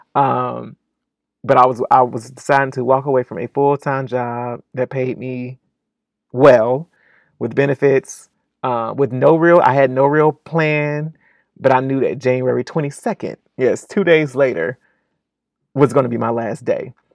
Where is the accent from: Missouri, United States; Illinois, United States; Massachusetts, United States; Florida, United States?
Florida, United States; Fort Pierce; moved away as an adult; now in Atlanta, United States; born and raised in Fort Pierce